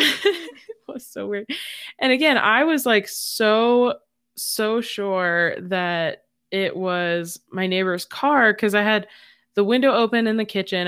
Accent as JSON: {"language": "English", "country": "United States"}